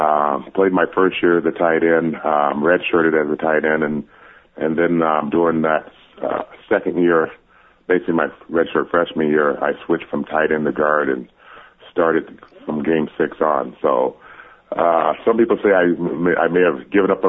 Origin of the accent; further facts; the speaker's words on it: Arizona, United States; I was born and raised in Arizona